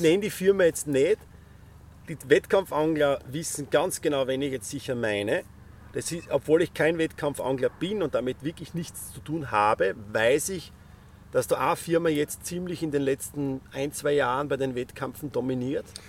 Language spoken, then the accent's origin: German; Styria, Austria; Ich bin Steirer